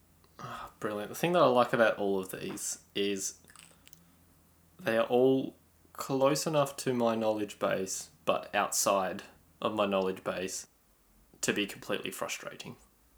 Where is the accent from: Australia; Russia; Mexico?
Australia; I'm an idiot from Australia.